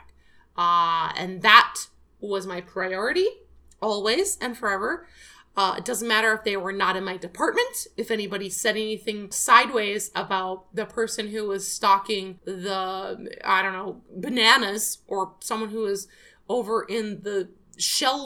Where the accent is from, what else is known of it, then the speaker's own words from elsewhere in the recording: Midwest, United States; moved away; also born or lived in Scotland; I'm from the Midwest